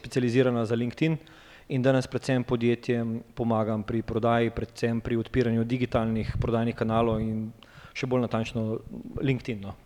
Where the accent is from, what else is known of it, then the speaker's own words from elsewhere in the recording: Ljubljana, Slovenia; prihajam iz Ljubljana